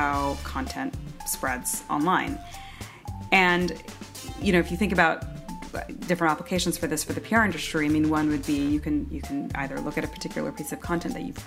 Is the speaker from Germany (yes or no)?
no; San Francisco, California, United States; I'm from San Francisco